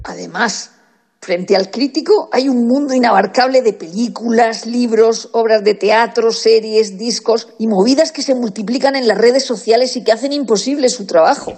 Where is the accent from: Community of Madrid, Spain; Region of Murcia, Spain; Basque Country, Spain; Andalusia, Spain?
Region of Murcia, Spain; siendo de Murcia, con lo cual tengo un acento particular